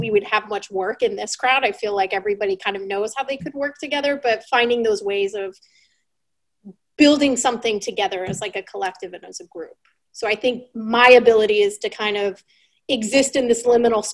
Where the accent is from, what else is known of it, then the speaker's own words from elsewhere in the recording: Western Pennsylvania, United States; I'm from Western Pennsylvania